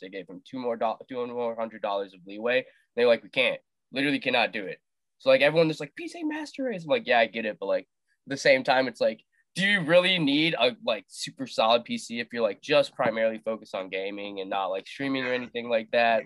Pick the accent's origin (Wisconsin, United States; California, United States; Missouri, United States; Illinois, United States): Wisconsin, United States; also born or lived in India / Las Vegas, Nevada; I lived in Wisconsin until like I was partially through like second grade moved to Las Vegas, group in Vegas, and then moved back to Wisconsin.